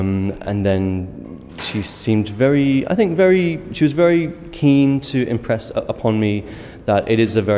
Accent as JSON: {"language": "English", "country": "United Kingdom", "moved": "yes", "lives_now": "Berlin, Germany", "said": "I'm British"}